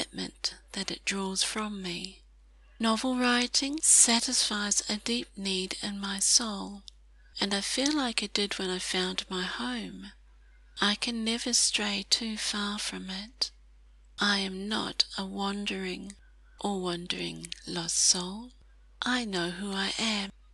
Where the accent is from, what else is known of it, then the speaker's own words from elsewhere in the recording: New Zealand; As a New Zealander